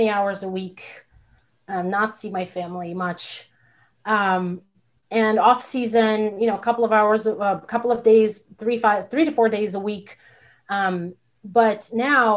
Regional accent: Belarus; now in United States; I'm from Belarus. There was no small business whatsoever.

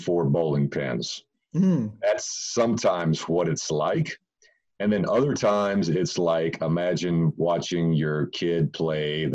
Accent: Fort Worth, Texas, United States; I grew up in Fort Worth in North Texas, and there's a big amusement park here in the area where I live

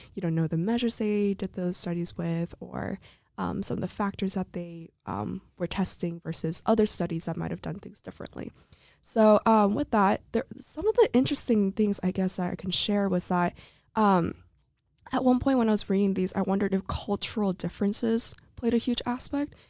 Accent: Santa Clarita, California, United States; moved away; I'm from Santa Clarita, California

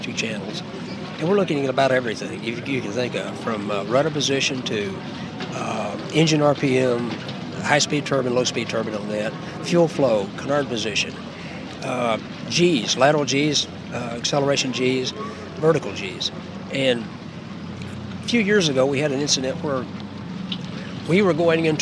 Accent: Houston, Texas, United States; Even in Houston, I'm from Houston, and there's none of these boats in Houston.

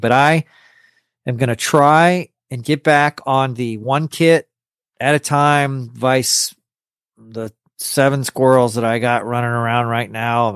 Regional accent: Corpus Christi, Texas, United States; also born or lived in New York City; I was born in New York City and then I moved to Corpus Christi, Texas, when I was like 11 days old.

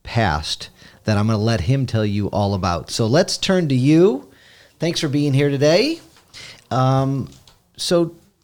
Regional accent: Oak Park, Michigan, United States; born there; I live right near there. I was born in Oak Park. My first 5 years of my life was in Oak Park.

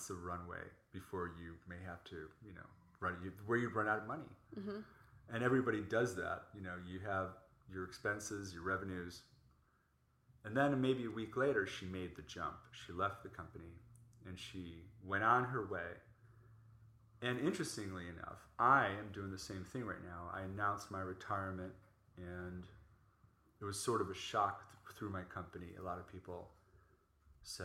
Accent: Chicago, Illinois, United States; moved away as an adult; also born or lived in New York / Orange County; now in Los Angeles, United States; I grew up in Chicago and lived in New York.

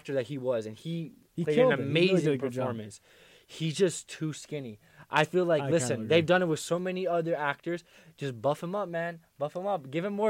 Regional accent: Jersey City, New Jersey, United States; my hometown, Jersey City.

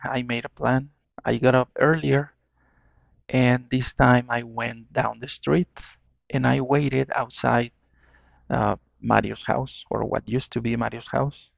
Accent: Mexico; I'm from Mexico

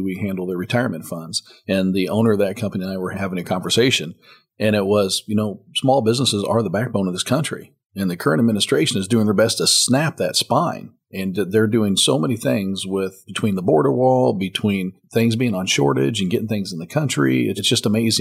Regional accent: Marquette Heights, Illinois, United States; moved away as an adult; now in Texas, United States; I was raised in Illinois in a little town called Marquette Heights that no one's ever heard of.

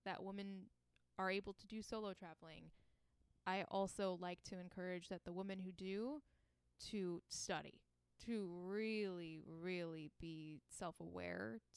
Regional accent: Chesterfield, Michigan, United States; moved away as an adult; also born or lived in Cusco, Peru; I grew up in Chesterfield, Michigan. I lived there my whole life until I was 18

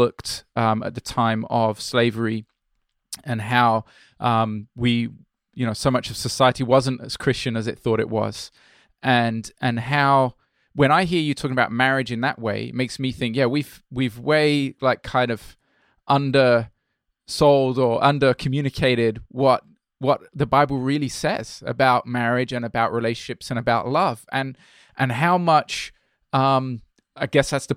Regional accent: Brazil; moved away; I grew up in Brazil, I'm not so British as you think

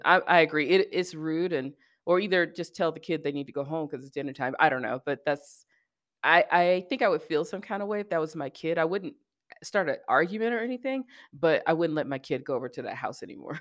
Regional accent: the South, United States; growing up in the South

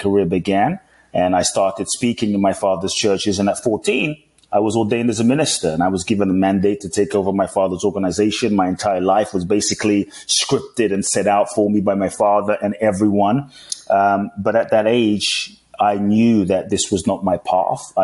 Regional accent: London, United Kingdom; also born or lived in Ghana; now in United States; I grew up in London, currently live in the US.

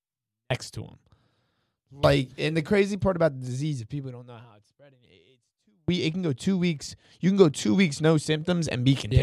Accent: Burlington County, New Jersey, United States; We're all from Burlington County in Jersey

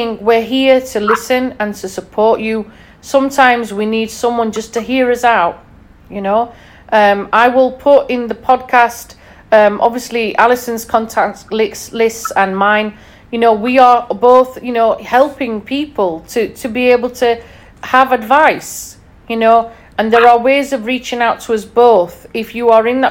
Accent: Yorkshire and the Humber, United Kingdom; being a Yorkshire lass

